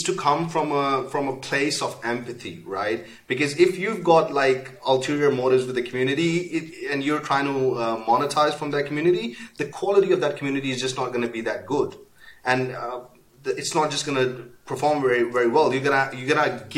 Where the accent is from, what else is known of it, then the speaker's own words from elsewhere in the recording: Pakistan; moved away; I'm originally from Pakistan, and when I came here, I started my business